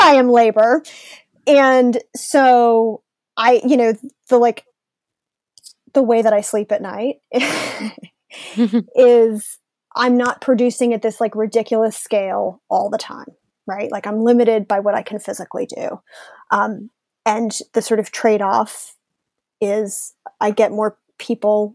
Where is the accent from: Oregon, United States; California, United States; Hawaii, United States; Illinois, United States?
Illinois, United States; Chicago; now in Atlanta, United States; I grew up in Chicago and I live in Atlanta.